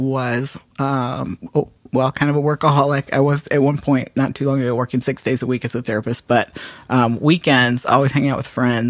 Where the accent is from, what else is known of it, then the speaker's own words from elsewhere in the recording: Atlanta, Georgia, United States; moved away as an adult; also born or lived in Wilmington, North Carolina; now in Raleigh, United States; I'm from Atlanta originally.